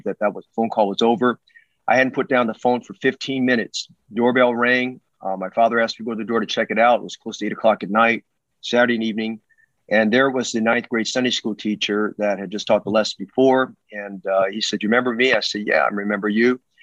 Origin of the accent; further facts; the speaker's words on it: Oakland, California, United States; I grew up in West Oakland